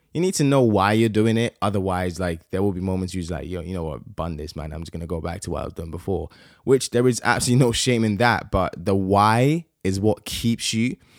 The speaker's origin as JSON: {"language": "English", "country": "Nigeria", "said": "I'm Nigerian"}